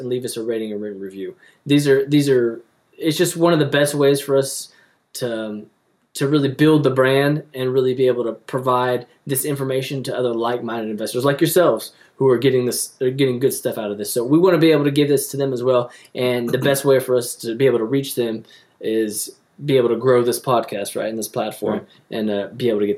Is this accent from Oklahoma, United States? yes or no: yes; Oklahoma, United States; we're from Oklahoma. Actually, we're here in Oklahoma now.